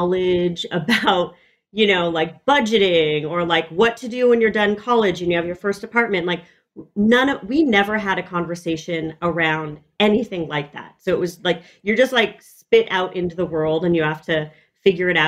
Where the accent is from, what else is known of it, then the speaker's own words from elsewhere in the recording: Los Angeles, California, United States; I grew up in Echo Park, which is a neighborhood in Los Angeles